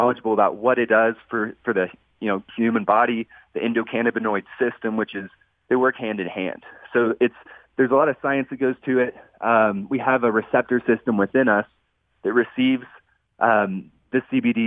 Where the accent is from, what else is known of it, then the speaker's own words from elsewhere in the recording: Texas, United States; I'm from Texas, born and raised